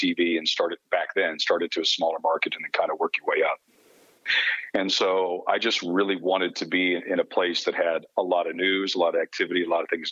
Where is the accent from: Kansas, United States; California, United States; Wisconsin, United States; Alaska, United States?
Kansas, United States; moved away as an adult; also born or lived in Clay Center, Kansas / Loveland, Colorado / Arkansas City, Kansas / Topeka, Kansas; now in Los Angeles, United States; I spent part of my childhood in Clay Center, Kansas.